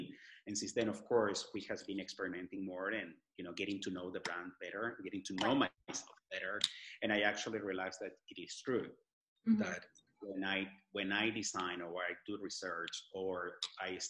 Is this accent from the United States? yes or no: no; Lima, Peru; English is a second language; moved away; I was born in Peru, I do have something on my clothes that reflects Lima, that's where I was born